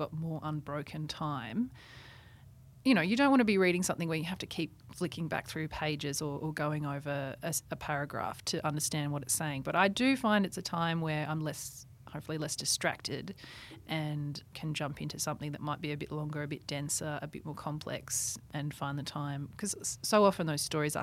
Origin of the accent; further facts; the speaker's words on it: St George, Queensland, Australia; moved away; a really beautiful Airbnb in St. George, my hometown